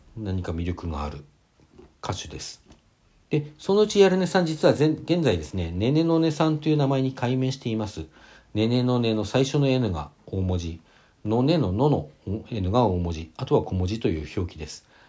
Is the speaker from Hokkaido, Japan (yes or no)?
yes; Hakodate, Hokkaido, Japan; 私、同じ北海道でも函館で